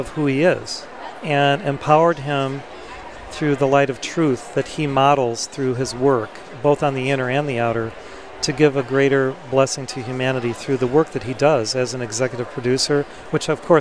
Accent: Chicago, Illinois, United States; I was born in Chicago, which is the heart chakra of America

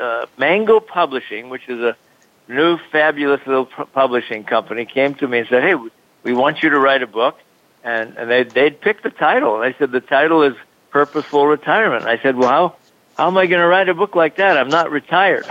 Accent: Honolulu, Hawaii, United States; moved away as an adult; also born or lived in Salt Lake City, Utah; I grew up in Honolulu, Hawaii, spent my first 18 years there

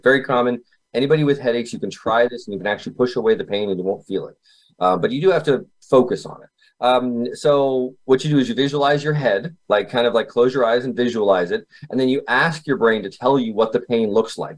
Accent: Kitchener, Ontario, Canada; I was born in Canada, uh, Kitchener, Ontario

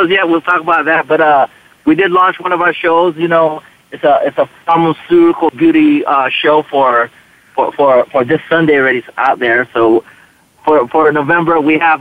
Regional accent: United States; I'm Filipino-American

